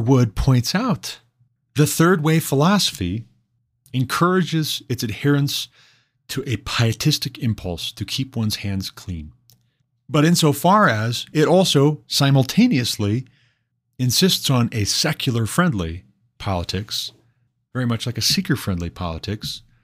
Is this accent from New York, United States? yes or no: no; Montana, United States; moved away as an adult; also born or lived in Hillsboro, Ohio; before I moved back to my home state of Montana